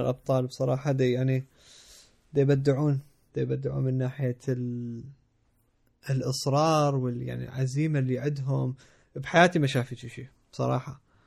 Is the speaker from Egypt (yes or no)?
no; Iraq; moved away; also born or lived in Jordan; انا افتخر اني عراقي